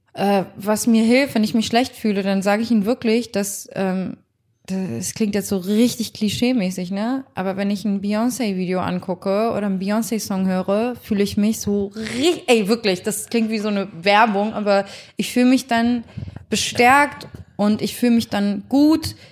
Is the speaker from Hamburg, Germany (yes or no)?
yes; Hamburg, Germany; ich bin jetzt nicht in Harlem groß geworden, sondern in hamburg langhorn